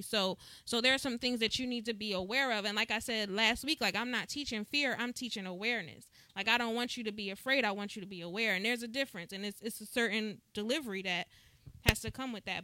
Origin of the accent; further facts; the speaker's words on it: New Jersey, United States; I remember as a kid, you know, growing up in New Jersey